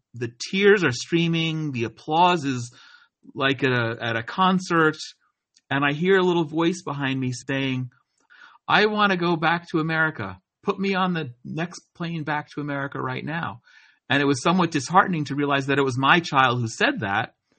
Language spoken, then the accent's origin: English; New Jersey, United States; moved away as an adult; also born or lived in Atlanta, Georgia; now in Israel; I was a kid growing up in New Jersey